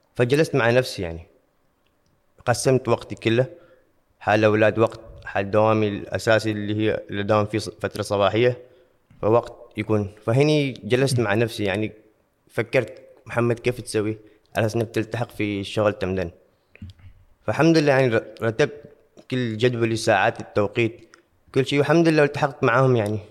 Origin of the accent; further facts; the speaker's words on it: Oman; عندنا في عمان